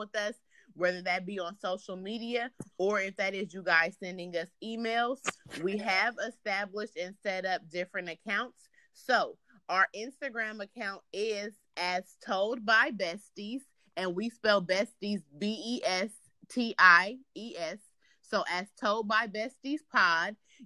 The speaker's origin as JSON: {"language": "English", "town": "Oakland", "region": "California", "country": "United States", "tie": "born or raised there", "moved": "yes", "lives_now": "Sacramento, United States", "said": "I was born in Oakland, California. I currently reside in Sacramento."}